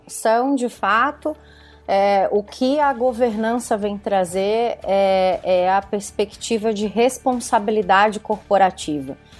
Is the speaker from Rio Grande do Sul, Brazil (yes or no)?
no; Criciúma, Santa Catarina, Brazil; moved away as an adult; now in Florianópolis, Brazil; sou de Santa Catarina, moro em Florianópolis há, há 19 anos, mas sou pé preto, como eu, como eu digo para as pessoas, sou, na, sou, natural de Criciúma, que é sul do estado